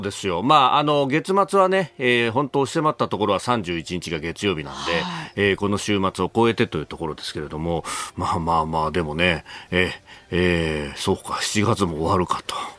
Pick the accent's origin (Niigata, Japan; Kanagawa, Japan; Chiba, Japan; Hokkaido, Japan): Kanagawa, Japan; Yokosuka; 私は横須賀の出身